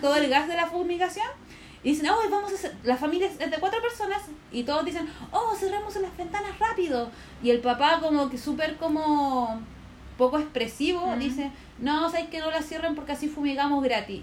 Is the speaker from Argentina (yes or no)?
no; Puente Alto, Santiago Metropolitan Region, Chile; yo soy como de Puente Alto, periferia